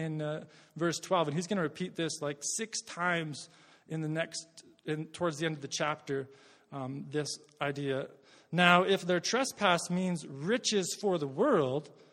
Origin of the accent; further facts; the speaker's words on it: Worsley, Alberta, Canada; I'm from Worsley, Alberta